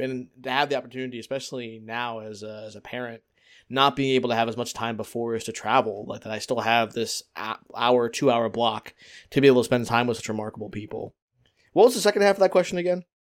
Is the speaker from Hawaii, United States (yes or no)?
no; Philadelphia, Pennsylvania, United States; I'm from Philadelphia.